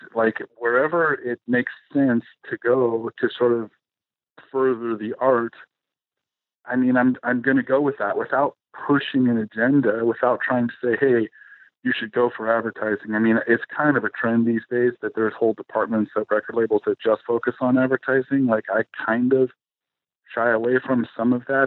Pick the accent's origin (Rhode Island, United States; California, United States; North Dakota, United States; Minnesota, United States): California, United States; San Francisco; moved away as an adult; also born or lived in Los Angeles; I grew up in San Francisco in the 80s, the punk scene up there